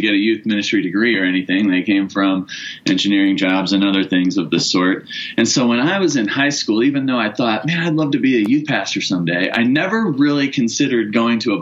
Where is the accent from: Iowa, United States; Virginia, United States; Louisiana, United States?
Iowa, United States; moved away as an adult; now in Parker, Colorado, United States; I started back in Iowa at the church I actually grew up at and worked there for about 7 years